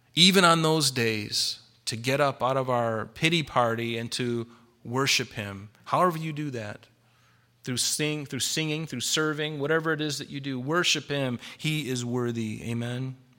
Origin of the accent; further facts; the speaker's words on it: United States; I'm a Christian first and I'm an American second